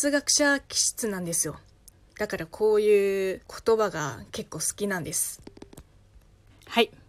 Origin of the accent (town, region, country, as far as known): China; Japanese is a second language; moved away as an adult; also born or lived in Beijing, China; now in Tokyo, Japan